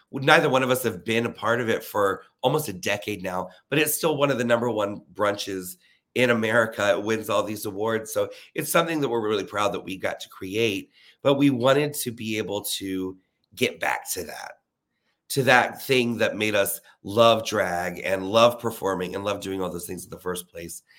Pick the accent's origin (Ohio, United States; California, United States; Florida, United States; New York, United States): Florida, United States; Leesburg; now in Orlando, United States; I'm from Leesburg, Florida, which is an hour north of Orlando